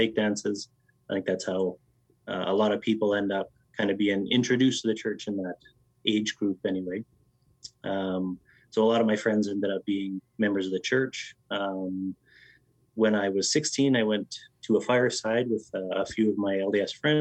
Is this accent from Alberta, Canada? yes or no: yes; Lethbridge, Alberta, Canada; now in Airdrie, Canada; I grew up in Southern Alberta, which for some of your listeners, they may or may not know, but is kind of like the Utah of Canada